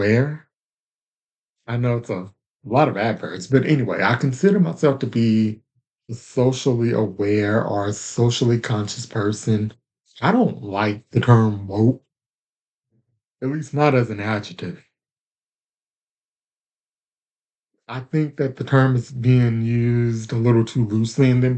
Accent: Louisiana, United States; moved away as an adult; also born or lived in Tyler, Texas; I do come from the state of Louisiana. That's where I was born and raised

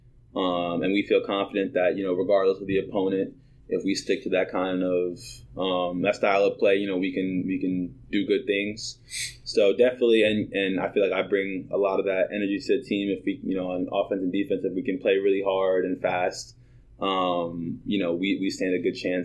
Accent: New York City, New York, United States; I was always, like, kind of an active kid growing up. Like, I'm from New York City, and so there, like, sports are kind of big

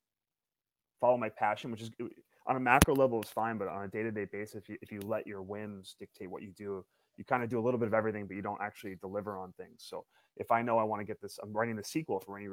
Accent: Yonkers, New York, United States; I ended up back working for a company called Kawasaki out of Yonkers, which is about three blocks from where I was born. I'm a New Yorker, born and raised.

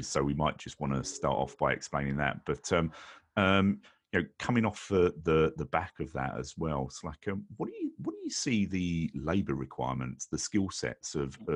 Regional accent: United Kingdom; right here from my home country, the United Kingdom

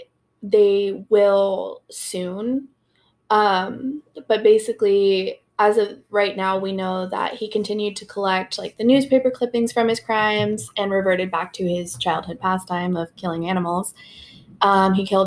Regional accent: Detroit, Michigan, United States; now in Sacramento, United States; I'm not from California. Like, I know I said Sacramento's my hometown. I'm from Detroit

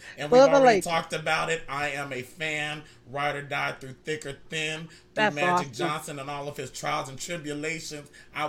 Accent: Canada; I'm Canadian also.

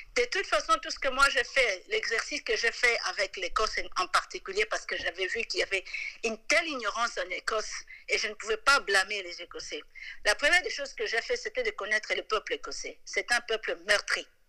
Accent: DR Congo; moved away as an adult; also born or lived in London, England; now in Scotland, United Kingdom; je suis congolaise

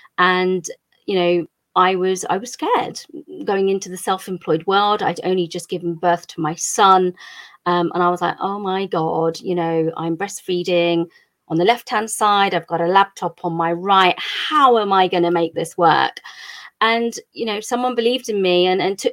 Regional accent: England, United Kingdom; Country of origin is India. I was actually born here.

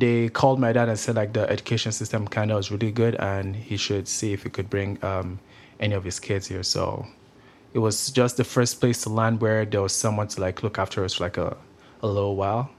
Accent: Nigeria; also born or lived in Grande Prairie, Canada; now in Kelowna, Canada; I'm actually Nigerian. I come from Nigeria. I moved to, uh, Canada in two thousand eight.

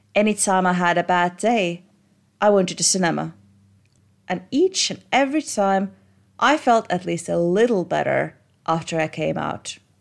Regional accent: Estonia; Growing up in Estonia

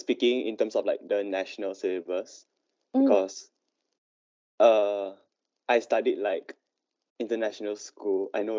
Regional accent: Malaysia; moved away as an adult; now in Hong Kong; I'm from Malaysia

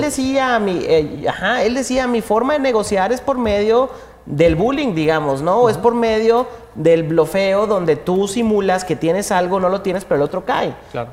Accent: Mexico; lo que somos como mexicanos

